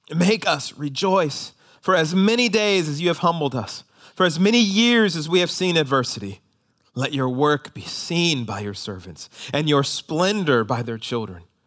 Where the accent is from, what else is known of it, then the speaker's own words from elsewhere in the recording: United States; we as American Christians